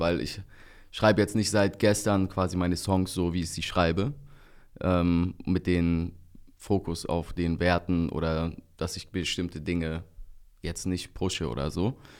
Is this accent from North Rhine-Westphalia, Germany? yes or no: yes; Bergneustadt, North Rhine-Westphalia, Germany; da wo ich herkomme, aus Bergneustadt, Grüße gehen raus an die Heimat, 51702. Ähm, da bin ich halt überwiegend unter türkischsprachigen Leuten aufgewachsen